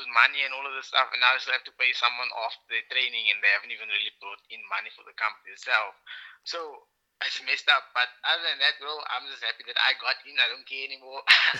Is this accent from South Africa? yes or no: yes; Cape Town, Western Cape, South Africa; okay? I'm from Musenberg side.